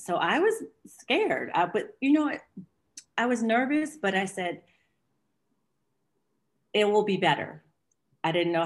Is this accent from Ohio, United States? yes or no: no; Washington, District of Columbia, United States; moved away as an adult; now in Geneva, Switzerland; I'm from the States, from Washington, D.C. I've been living in Geneva, 16 years.